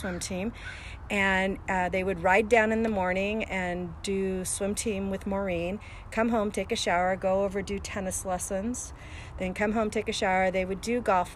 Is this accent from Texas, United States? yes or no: no; Tacoma, Washington, United States; also born or lived in Seattle; I grew up in the house that I live on Forest Glen Lane. I moved here when I was about 7 years old, and we moved down from Seattle